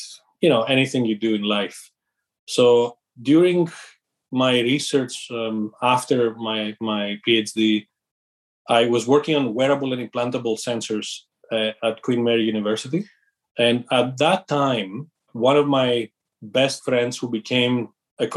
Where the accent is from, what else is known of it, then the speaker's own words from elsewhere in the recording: Greece; moved away as an adult; also born or lived in London; I'm originally from Greece. I grew up in a family that was very entrepreneurial